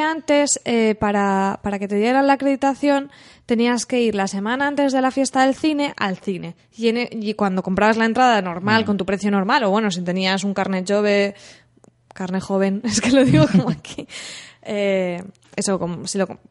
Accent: San Vicente del Raspeig, Valencian Community, Spain; also born or lived in Alicante; nosotros somos de Alicante, pero yo he ido al cole y tal en San Vicente, yo he ido desde pequeña

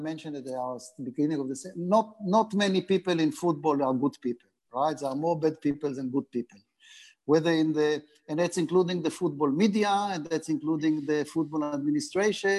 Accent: Haifa, Haifa District, Israel; English is a second language; moved away as an adult; now in Australia; I come from Haifa, which have the famous team Maccabi Haifa, and I was part of the junior setup

